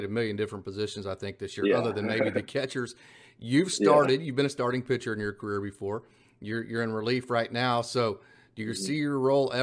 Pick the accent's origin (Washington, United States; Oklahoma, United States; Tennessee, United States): Oklahoma, United States; I get to cover Oklahoma City and Tulsa because I'm from the Oklahoma area